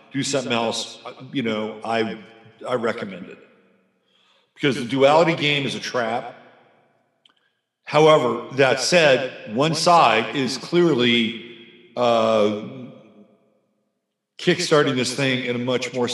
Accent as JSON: {"language": "English", "town": "San Francisco", "region": "California", "country": "United States", "tie": "born or raised there", "said": "I grew up in San Francisco, the Bay Area"}